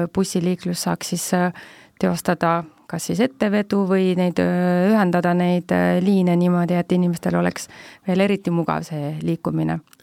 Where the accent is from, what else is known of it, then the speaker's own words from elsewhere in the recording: Tartu, Tartu County, Estonia; olles ise ka tegelikult tartlane